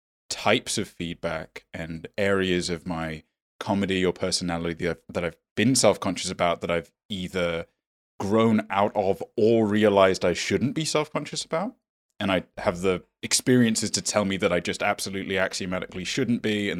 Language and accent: English; United States; it was even more insincere and artificial because I grew up in America.